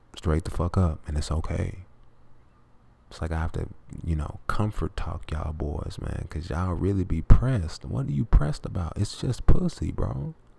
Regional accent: the South, United States; I'm from the South

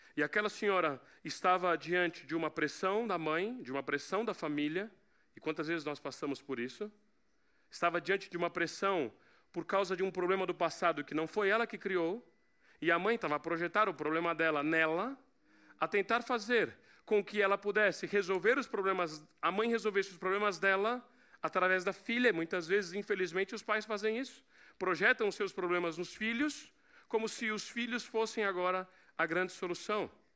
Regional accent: Portugal; Mas como eu sou português

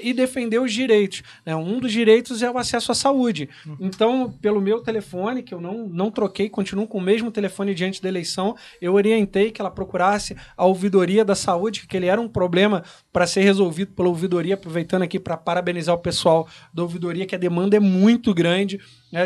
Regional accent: Correas, Rio de Janeiro, Brazil; also born or lived in Nogueira; no bairro onde eu nasci, no Nogueira, é onde eu fiz mais votos ali foi em Correios, porque eu cresci ali

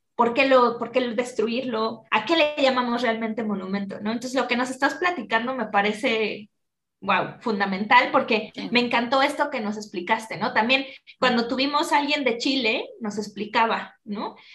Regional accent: Mexico; siendo yo mexicana y todo, y habiéndolo vivido

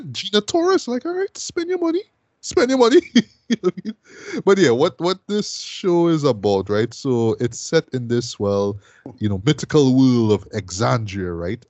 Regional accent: Trinidad & Tobago; I'm from Trinidad

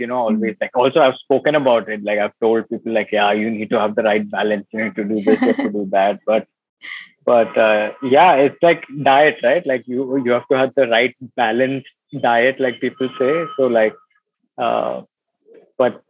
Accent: Mumbai, Maharashtra, India; I'm born and brought up in Bombay

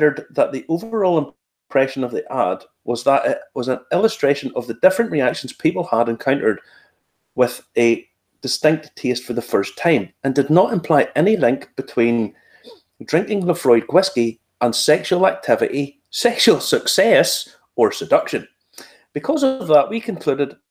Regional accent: Ballymena, Northern Ireland, United Kingdom; I'm from Ballymena

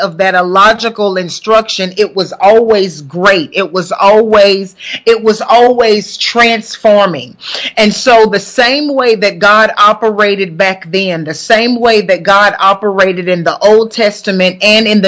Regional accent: Huntsville, Alabama, United States; moved away; Tuning in all the way from Huntsville, Alabama, which just so happens to be my hometown in Huntsville, Alabama

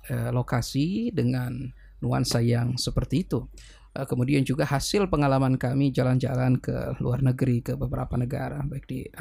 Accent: Gorontalo, Indonesia; tetapi saya pikir Gorontalo adalah tanah tumpah darah saya dan saya memiliki tanggung jawab secara um, apa namanya moral untuk turut be

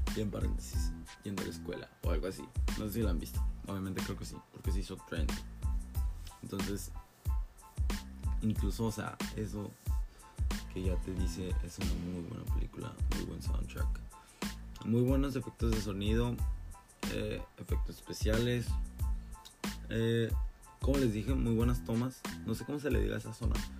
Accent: Mexico; para mí que soy mexicano

